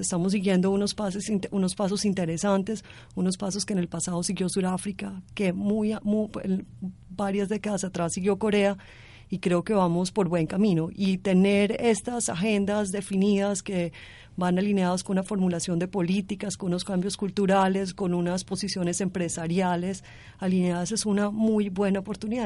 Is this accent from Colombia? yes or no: yes; Colombia